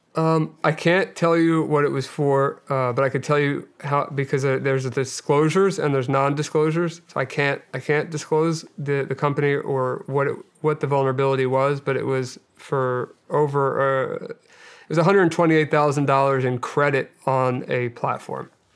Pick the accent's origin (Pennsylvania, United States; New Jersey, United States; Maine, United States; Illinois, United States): Pennsylvania, United States; Delaware County; I grew up outside of, uh, right outside of West Philadelphia in, uh, Delaware County, Pennsylvania